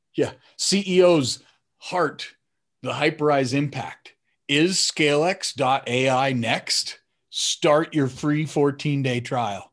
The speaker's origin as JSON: {"language": "English", "town": "Denver", "region": "Colorado", "country": "United States", "tie": "born or raised there", "also_born_or_lived": "Phoenix, Arizona", "moved": "yes", "said": "Denver, which is where I grew up in Colorado"}